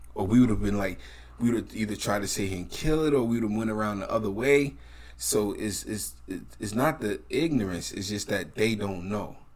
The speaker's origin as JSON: {"language": "English", "country": "United States", "tie": "born or raised there", "also_born_or_lived": "New Jersey / New York", "said": "growing up in New Jersey in the eighties and nineties or New York?"}